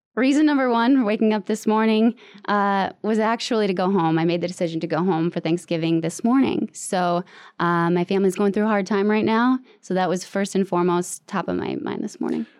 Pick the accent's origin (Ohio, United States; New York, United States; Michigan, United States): Michigan, United States; moved away as an adult; now in Washington, D.C., United States; I'm from Michigan and it's a Midwest nice